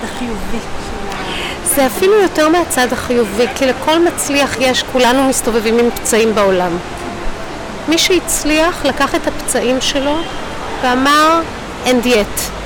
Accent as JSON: {"language": "Hebrew", "town": "Rishon LeZion", "region": "Central District", "country": "Israel", "tie": "born or raised there", "also_born_or_lived": "Hadassim", "said": "ואנחנו מרמת אליהו"}